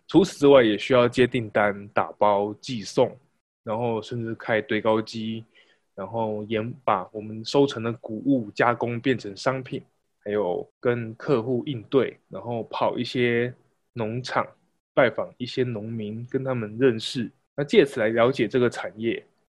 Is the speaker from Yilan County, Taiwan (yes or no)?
no; rural Pingtung, Pingtung County, Taiwan; also born or lived in United Kingdom; 我是一个在屏东乡下长大的孩子